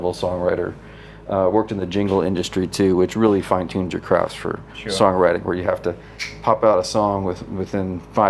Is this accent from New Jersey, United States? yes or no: yes; New Jersey, United States; Yeah, we grew up in New Jersey, a suburb of New York.